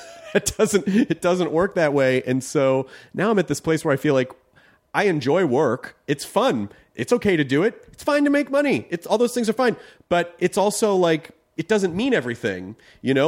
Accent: the South, United States; moved away; I grew up in the South

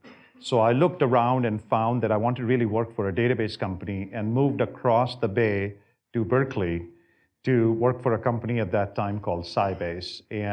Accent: India; moved away as an adult; also born or lived in multiple cities in India; So I grew up in India. I was there for the first 19 years of my life. I came here in 87 when I was 19 years old. I grew up primarily in multiple different cities.

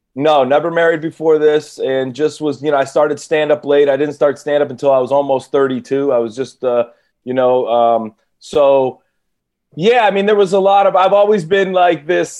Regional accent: Cleveland, Ohio, United States; now in California, United States; I'm from Cleveland

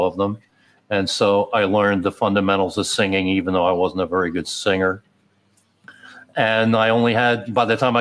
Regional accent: Upper Darby, Pennsylvania, United States; also born or lived in Philadelphia; I was born in Philly, but grew up outside of Philly

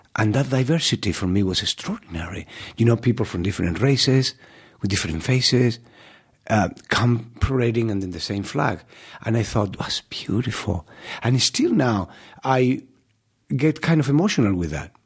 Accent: Málaga, Andalusia, Spain; English is a second language; moved away as an adult; my hometown, you know, with my people

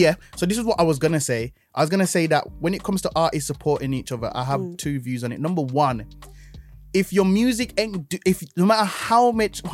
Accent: Jamaica; now in England, United Kingdom; when I was born in Jamaica

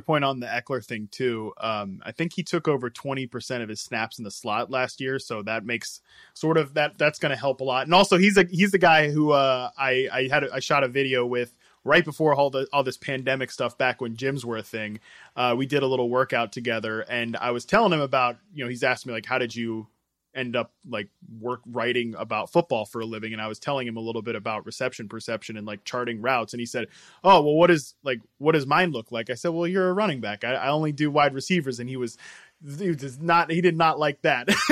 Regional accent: Virginia, United States; I was from Virginia

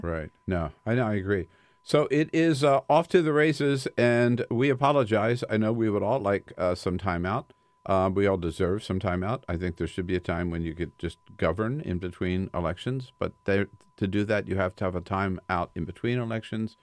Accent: Delaware, United States; I'm from Delaware

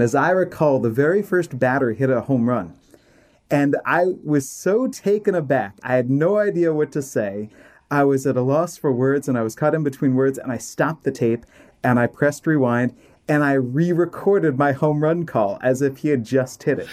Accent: Maryland, United States; also born or lived in Washington, D.C.; I was born in Washington, D.C., and I grew up in Maryland

